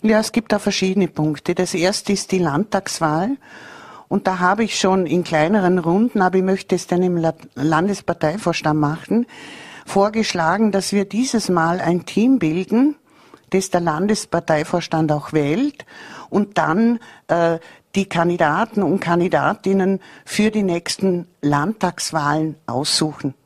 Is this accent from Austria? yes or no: yes; Bregenz, Vorarlberg, Austria; ich bin so stolz als gebürtige Prägenzerin